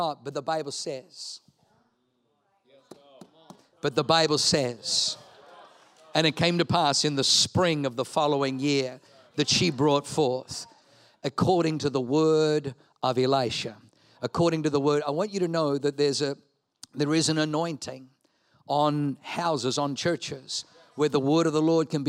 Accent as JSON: {"language": "English", "country": "Australia", "tie": "born or raised there", "said": "Leanne and I grew up in Australia"}